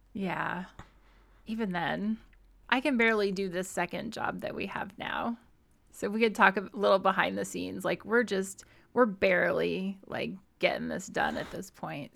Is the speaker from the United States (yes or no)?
yes; Midwest, United States; moved away; also born or lived in New England; growing up in the Midwest